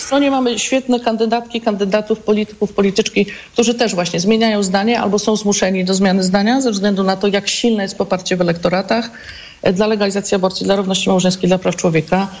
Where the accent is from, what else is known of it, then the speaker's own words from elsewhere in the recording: Wrocław, Lower Silesian Voivodeship, Poland; Ja jestem w ogóle z Wrocławia